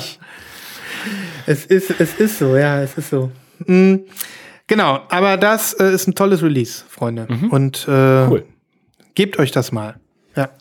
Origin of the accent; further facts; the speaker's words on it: Germany; wir als deutsche